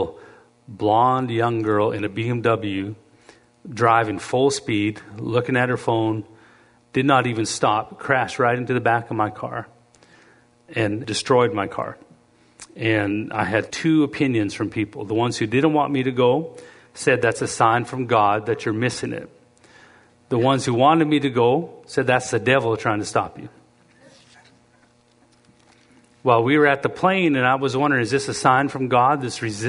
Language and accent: English; Canada; moved away as an adult; also born or lived in Lethbridge, Alberta / Cleveland, Tennessee / Tulsa; I'm being from Canada